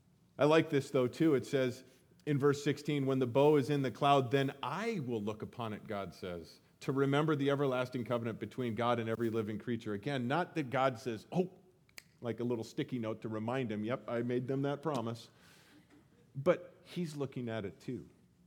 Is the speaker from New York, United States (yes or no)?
no; Colorado, United States; I grew up in Colorado, and seeing the Rocky Mountains became something that I never, every day, no big deal. I miss them now.